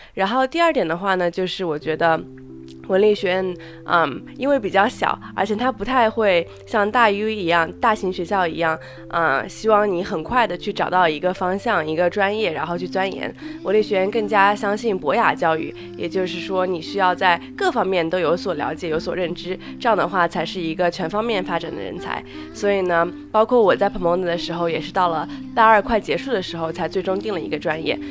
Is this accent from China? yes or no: yes; China; moved away as an adult; now in United States; 我是中国人